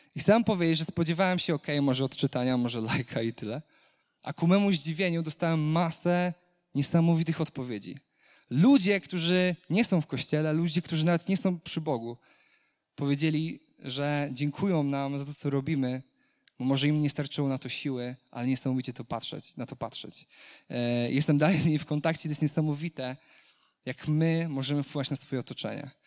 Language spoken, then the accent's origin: Polish; Kashubia, Pomeranian Voivodeship, Poland; jestem Kaszubem, jestem czystej krwi Kaszubem